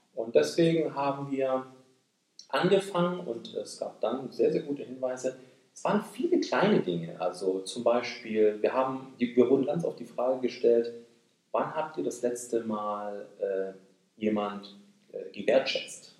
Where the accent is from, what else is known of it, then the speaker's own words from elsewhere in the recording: Böblingen, Baden-Württemberg, Germany; moved away as an adult; also born or lived in Asia; now in Japan; ich bin Deutsch-Koreaner, äh, geboren im Großraum Stuttgart, äh, in Böblingen. Meine Eltern sind im Rahmen, äh, des Wiederaufbaus Deutschlands, äh, in den siebziger Jahren nach Deutschland gekommen. Ähm, dort bin ich zur Schule gegangen